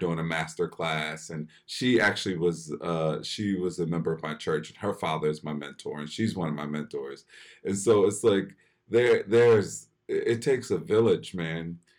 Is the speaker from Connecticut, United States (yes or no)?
no; Philadelphia, Pennsylvania, United States; I grew up in Philly